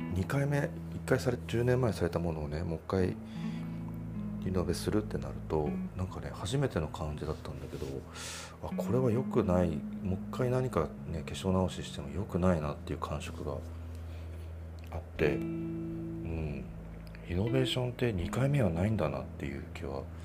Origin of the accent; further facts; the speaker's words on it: Hokkaido, Japan; これは僕が北海道に生まれ育ったからっていうのもあるかもしれないですね。